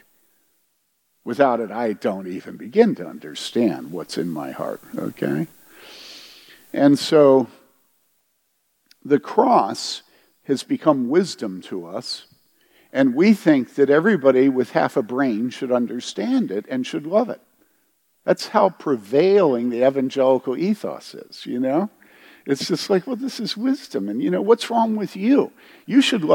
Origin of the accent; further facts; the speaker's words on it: United States; I was white and I was from America